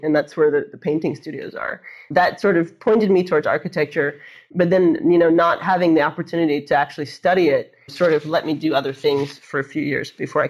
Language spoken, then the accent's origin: English; Washington, District of Columbia, United States; moved away; I grew up in Washington, D.C., kind of surrounded by these amazing brutalist buildings